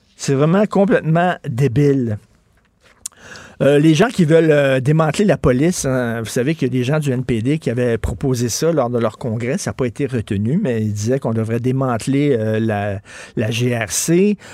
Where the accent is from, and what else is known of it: Quebec, Canada